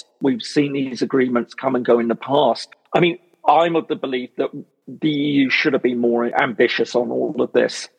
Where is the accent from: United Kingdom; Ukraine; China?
United Kingdom; I'm British